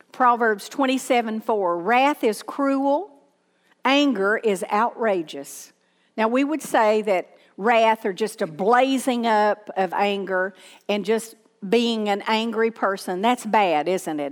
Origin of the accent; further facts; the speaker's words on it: Southern, United States; accent: Southern; people can't understand my Southern accent